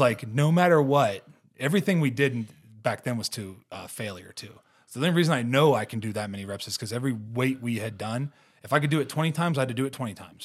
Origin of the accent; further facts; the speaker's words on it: Ohio, United States; moved away; growing up in Ohio